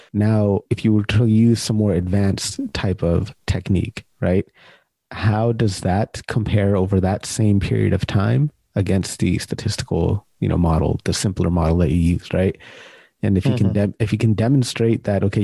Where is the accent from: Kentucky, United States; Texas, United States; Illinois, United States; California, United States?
California, United States; Sacramento; I'm from Sacramento, born and raised in Sacramento